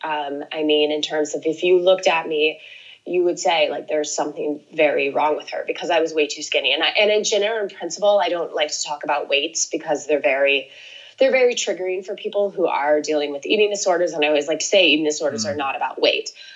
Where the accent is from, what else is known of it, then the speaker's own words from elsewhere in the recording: Lake Oswego, Oregon, United States; I grew up outside of Portland, Oregon